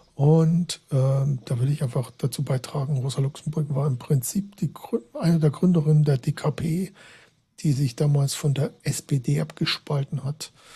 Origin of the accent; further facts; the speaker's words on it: Saxony, Germany; ich komme da aus Sachsen, aus der Gegend, wo das irgendwie auch, ähm, ja, wo halt die ganzen Weihnachtssachen da so gebaut werden oder gedrechselt